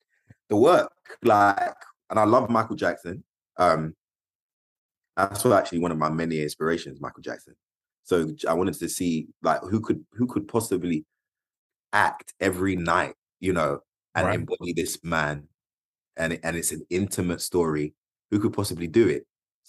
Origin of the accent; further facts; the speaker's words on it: London, United Kingdom; I'm a Londoner